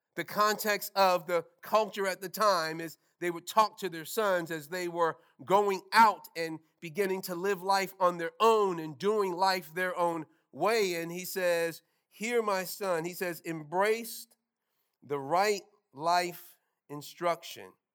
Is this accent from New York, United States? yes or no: yes; New York City, New York, United States; moved away; Growing up in New York